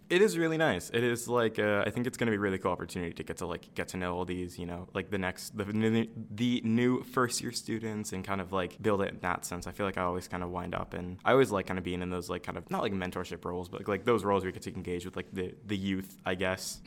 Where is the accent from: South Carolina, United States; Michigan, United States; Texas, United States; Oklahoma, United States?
Michigan, United States; I'm from Michigan. I'm on like the Lake Michigan side.